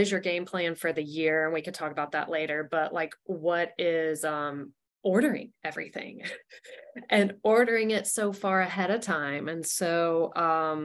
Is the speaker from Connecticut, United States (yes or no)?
no; San Jose, California, United States; I am from San Jose.